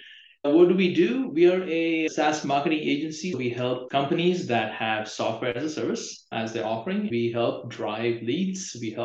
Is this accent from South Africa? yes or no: no; India; moved away as an adult; now in United States; I think I'm from India